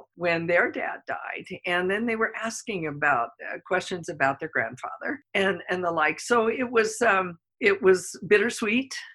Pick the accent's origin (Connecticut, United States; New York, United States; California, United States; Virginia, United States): New York, United States; moved away; I'm originally from New York